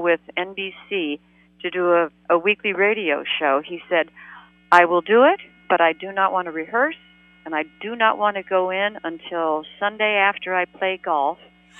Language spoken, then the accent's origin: English; Beverly Hills, California, United States; also born or lived in New York; I was born in New York, and then we moved when Dad and Jerry were doing My Friend Irma Goes West, everybody moved out to California.